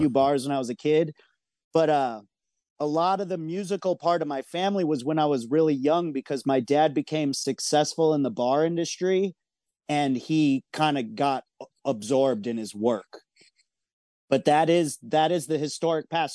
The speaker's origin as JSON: {"language": "English", "region": "Michigan", "country": "United States", "tie": "born or raised there", "also_born_or_lived": "San Francisco", "moved": "as an adult", "said": "I moved from Michigan to San Francisco when I was eighteen"}